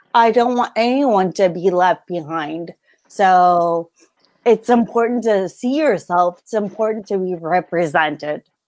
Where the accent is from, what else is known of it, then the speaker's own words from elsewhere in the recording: California, United States; I wasn't born on the West Coast, I was raised in California in the 90s